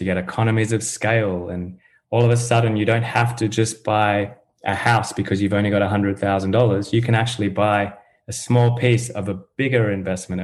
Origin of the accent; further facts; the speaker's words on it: Australia; also born or lived in United Kingdom; now in United States; I'm from Australia originally, but I did move around, lived in the UK for a while, now based in the US